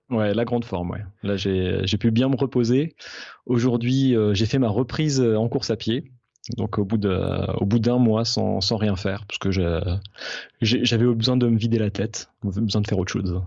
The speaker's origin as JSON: {"language": "French", "area": "Alsace", "region": "Grand Est", "country": "France", "said": "je suis alsacien"}